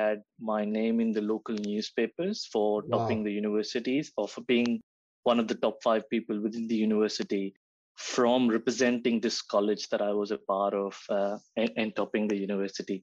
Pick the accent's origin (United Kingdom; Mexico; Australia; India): India; Gujarat; moved away as an adult; also born or lived in Yavatmal, Maharashtra; I was born and raised in Gujarat